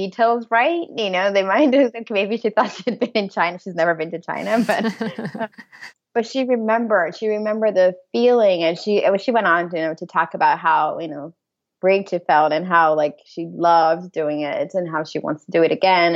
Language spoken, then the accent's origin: English; Brazil; also born or lived in Hamburg / Washington D.C. / Madrid; now in Birmingham, Michigan, United States; I'm from Brazil